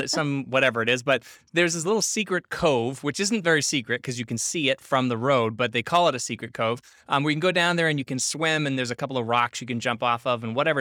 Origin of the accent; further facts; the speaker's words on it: Boston, Massachusetts, United States; I'm from Boston